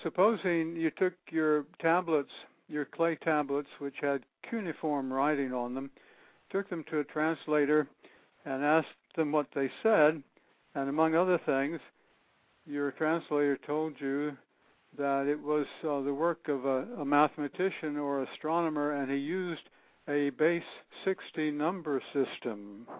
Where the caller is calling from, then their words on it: East Hampton, Connecticut, United States; I'm calling from East Hampton, which is southeast of Hartford, Connecticut, all the way across the country.